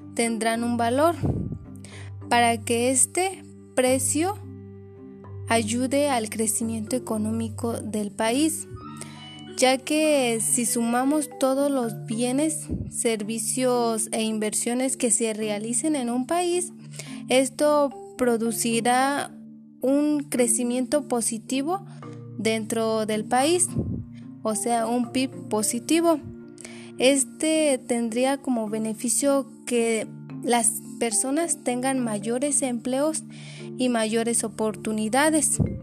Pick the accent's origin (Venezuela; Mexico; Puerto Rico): Mexico; nosotros como mexicanos